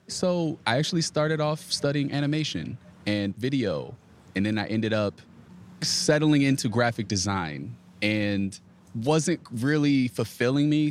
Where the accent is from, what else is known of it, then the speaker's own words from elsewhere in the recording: Virginia, United States; I'm from Virginia, so I'm from the area.